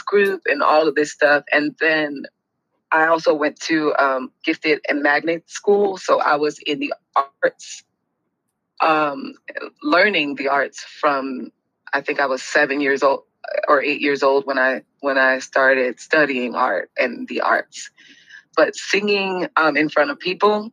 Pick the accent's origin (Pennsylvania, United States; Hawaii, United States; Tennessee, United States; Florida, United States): Florida, United States; Miami; I am born and raised in Miami, Florida. So, I'm one of the few actual South Florida natives.